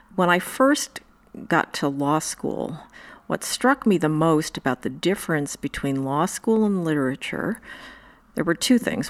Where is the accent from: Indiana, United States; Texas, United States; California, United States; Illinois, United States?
Indiana, United States; now in New York, United States; I grew up in Indiana